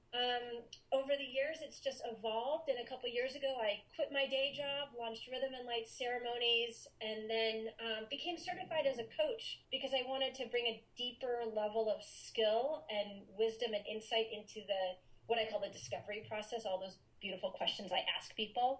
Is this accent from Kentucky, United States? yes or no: no; Maine, United States; I'm originally from Maine, and I grew up there.